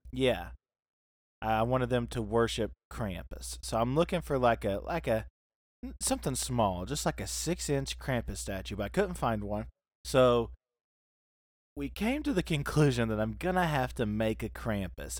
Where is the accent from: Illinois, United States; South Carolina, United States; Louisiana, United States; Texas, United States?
South Carolina, United States; also born or lived in Soddy-Daisy, Tennessee; now in Knoxville, United States; I was born in South Carolina